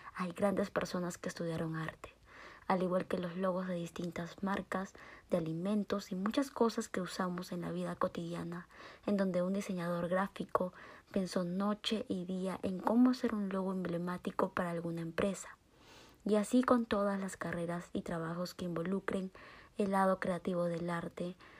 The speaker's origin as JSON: {"language": "Spanish", "town": "Guadalajara", "region": "Jalisco", "country": "Mexico", "said": "Soy mexicana de Guadalajara, Jalisco."}